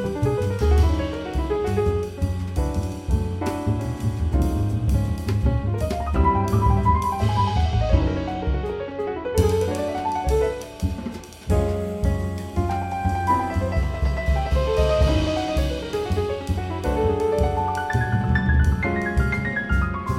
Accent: Berkshire County, western Massachusetts, United States; I'm from western Massachusetts, so oh, we're homies. Well, I'm from Berkshire County

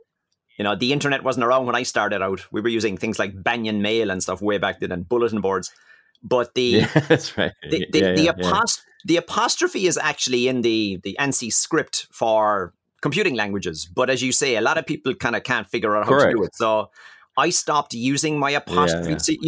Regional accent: Ireland; moved away as an adult; now in France; So I'm an Irish guy, and obviously living in France for the last 20 years.

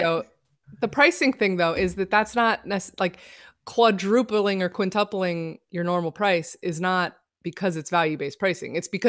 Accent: California, United States; Remember when I said I was from California?

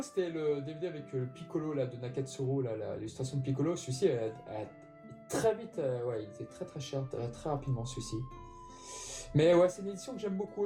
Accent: France; chez nous en France

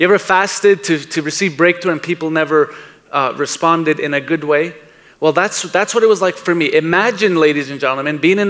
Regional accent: New York City, New York, United States; I was born in Brooklyn, New York.

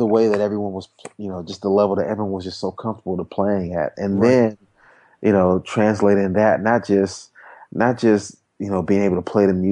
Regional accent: Washington, District of Columbia, United States; I'm from Washington, D.C. originally. Spent most of my time just kind of growing up in church and playing in church.

